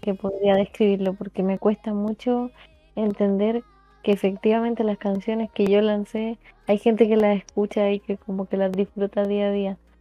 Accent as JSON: {"language": "Spanish", "town": "Talagante", "region": "Santiago Metropolitan Region", "country": "Chile", "tie": "born or raised there", "said": "Yo soy de, una, de un pueblito muy pequeño que es muy poco conocido y se llama Talagante."}